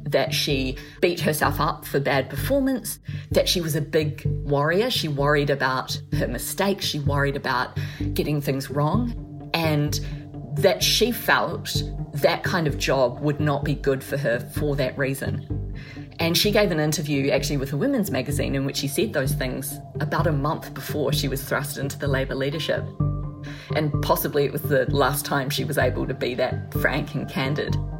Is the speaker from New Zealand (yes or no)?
yes; New Zealand; as a New Zealander from New Zealand